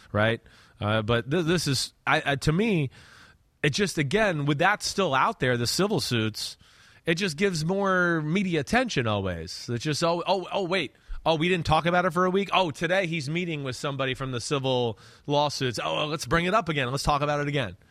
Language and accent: English; New Jersey, United States; I'm not trying to pump my hometown. Hey, we're also dumb in our state